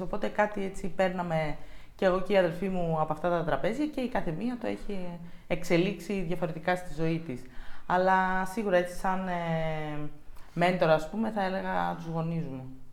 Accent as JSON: {"language": "Greek", "town": "Thessaloniki", "region": "Central Macedonia", "country": "Greece", "tie": "born or raised there", "said": "μεγάλωσα στη Θεσσαλονίκη"}